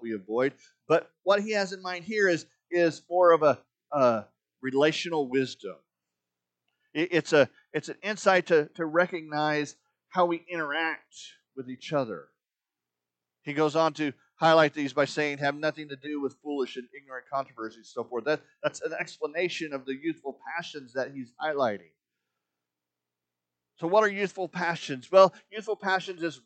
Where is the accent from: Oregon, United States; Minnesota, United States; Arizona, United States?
Arizona, United States; When I was growing up in Arizona as a teenager